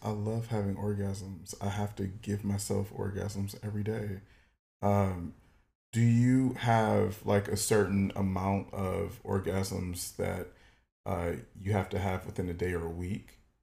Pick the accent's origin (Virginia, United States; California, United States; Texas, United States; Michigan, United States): Michigan, United States; Detroit; moved away; I'm originally from Detroit, Michigan